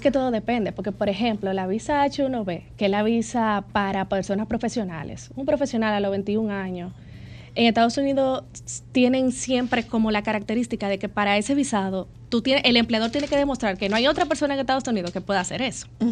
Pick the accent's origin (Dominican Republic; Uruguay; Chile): Dominican Republic; Los dominicanos tenemos una fama muy chula